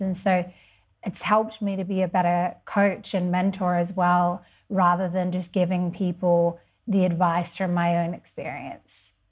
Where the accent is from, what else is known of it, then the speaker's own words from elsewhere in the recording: Perth, Western Australia, Australia; also born or lived in Sydney / London; now in Mallorca, Spain; I'm from Perth. I lived in Sydney, so lots of people sometimes think I'm from there. Uh, I lived in London and now I'm a Spanish resident and I live in Mallorca.